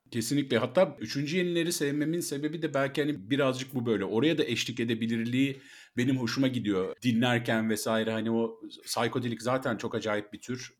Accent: Bursa, Turkey; ben de Bursalıyım

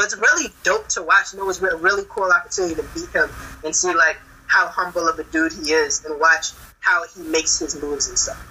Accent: Georgia, United States; we grew up in Georgia

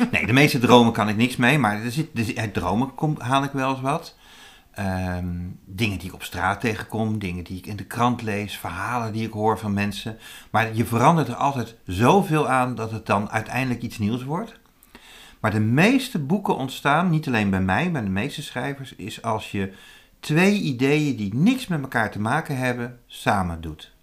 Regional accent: Zutphen, Gelderland, Netherlands; dat was in Zutphen, waar ik vandaan kom

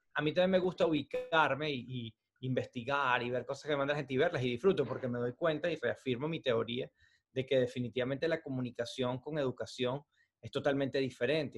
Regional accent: Venezuela; moved away as an adult; now in United States; yo he vivido mi país desde cero y hice las cosas en mi país desde cero.

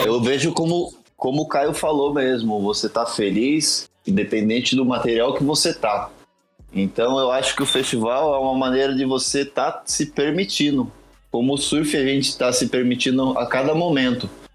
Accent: Brazil; nós que somos aqui do Brasil

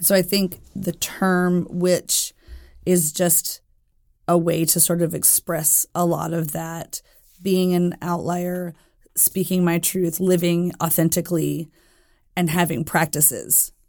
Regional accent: Jackson, Tennessee, United States; I was born in Jackson, Tennessee.

